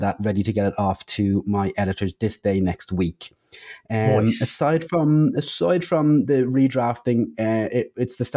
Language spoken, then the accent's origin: English; Dublin, Leinster, Ireland; moved away; back in my hometown of Dublin